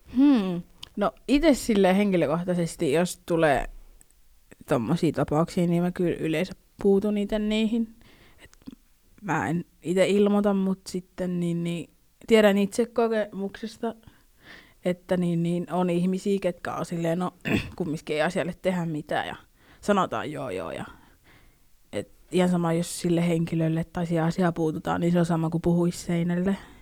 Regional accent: Finland; mä oon niinku suomalainen, tai sille, että mä oon syntynyt Suomessa

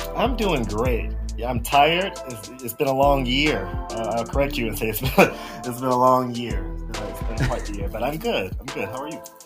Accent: South Carolina, United States; moved away; I grew up in South Carolina. I grew up on a farm in South Carolina

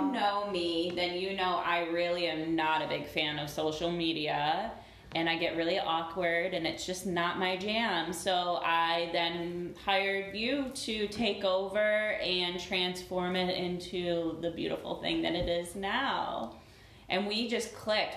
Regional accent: Syracuse, New York, United States; moved away as an adult; also born or lived in Florida; now in Georgia, United States; I am from Syracuse, New York

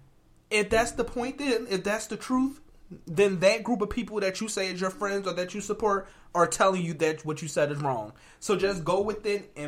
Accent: Philadelphia, Pennsylvania, United States; moved away as an adult; also born or lived in New London, Connecticut; we're from Philadelphia.

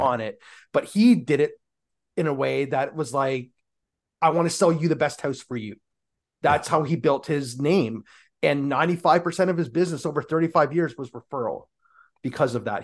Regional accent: Canada; We're Canadian

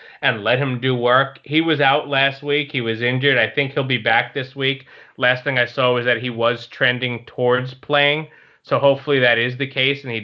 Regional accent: New York, United States; I'm a New Yorker, I'm a Met fan

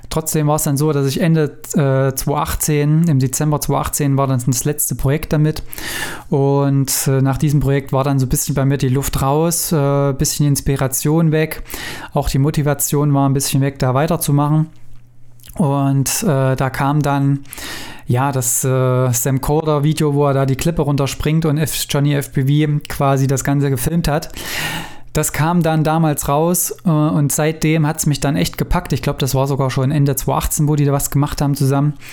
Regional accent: Weimar, Thuringia, Germany; ich komme ja aus Thüringen, aus Weimar

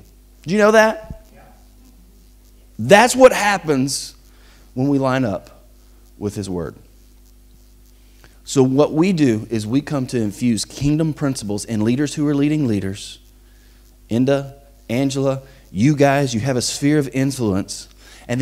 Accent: Bossier City, Louisiana, United States; moved away as an adult; I never thought that I would leave the town that I grew up in. I'm from Bossier City, Louisiana

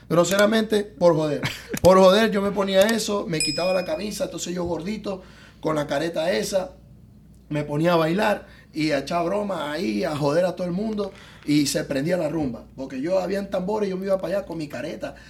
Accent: Zulia, Venezuela; moved away as an adult; also born or lived in Tijuana, Mexico; now in Miami, United States; los maracuchos, los zulianos, nos caracterizamos por ser personas gorditas

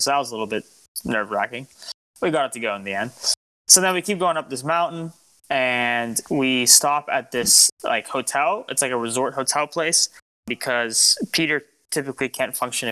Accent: Lebanon; I'm Lebanese, me and … are Lebanese

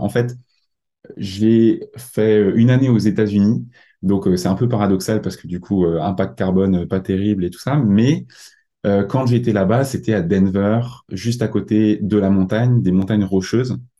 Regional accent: Mulhouse, Grand Est, France; je viens d'Alsace, plus, plus exactement euh, de Mulhouse

